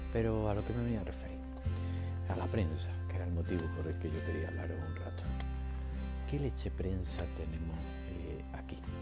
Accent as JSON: {"language": "Spanish", "country": "Spain", "said": "Que seamos fieles a un partido como si fuera un equipo de fútbol"}